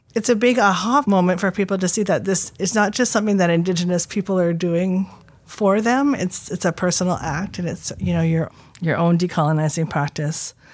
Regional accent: Squamish, British Columbia, Canada; being born Squamish and then going to school and learning that I'm Indian

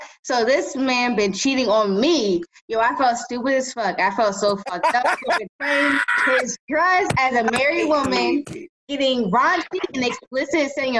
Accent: Los Angeles, California, United States; I'm a 14 Island gal, immigrant, cancer, nurse, weed smoker raised in South Central LA.

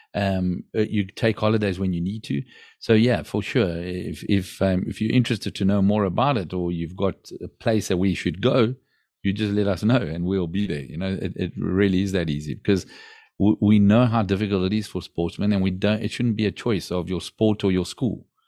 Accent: South Africa; now in Portugal; I grew up in South Africa

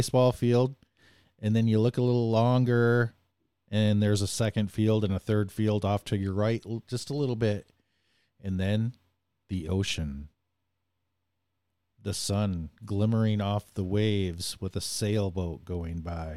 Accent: Bay City, Michigan, United States; I grew up in a city called Bay City, Michigan

